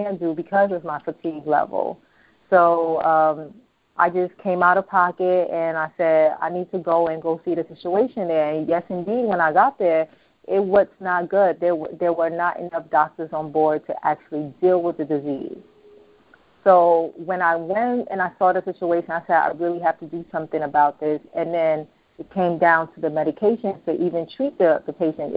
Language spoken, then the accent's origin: English; United States; also born or lived in Ghana; I was born in Ghana and I was raised here